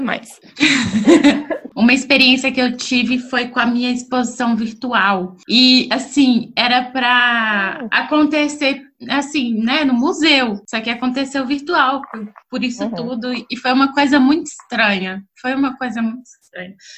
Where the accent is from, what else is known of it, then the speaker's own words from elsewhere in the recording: Belo Horizonte, Minas Gerais, Brazil; moved away; sou de Belo Horizonte, mas atualmente não estou morando em Belo Horizonte, mas vou voltar para Belo Horizonte.